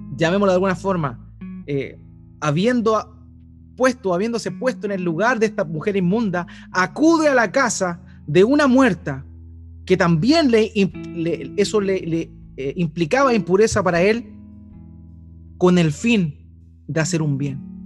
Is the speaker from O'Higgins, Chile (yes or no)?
no; Eighth Region, Biobío, Chile; moved away; de donde yo vengo, de la octava región, ese juego tiene otro nombre. Se llama la tiña